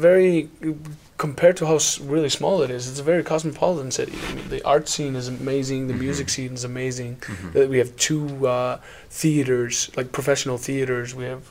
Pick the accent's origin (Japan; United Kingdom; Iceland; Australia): Iceland; first language Icelandic; English is a second language; moved away as an adult; also born or lived in Westfjords / Akureyri; now in Reykjavik, Iceland; First in the Westfjord. I was born in the Westfjords. Then I moved to Akureyri. And then when I finished school, I went to Reykjavik. And I've been here the past 10 years.